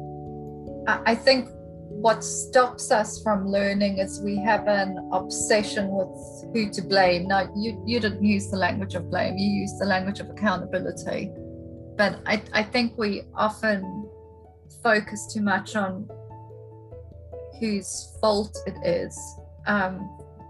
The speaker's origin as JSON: {"language": "English", "country": "South Africa", "moved": "yes", "lives_now": "United Kingdom", "said": "I'm South African and a woman"}